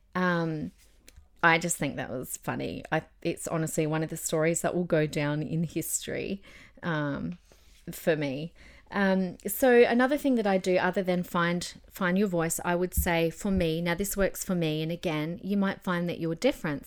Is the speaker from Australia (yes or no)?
yes; Adelaide, South Australia, Australia; now in Queensland, Australia; in my, uh, old church growing up in Adelaide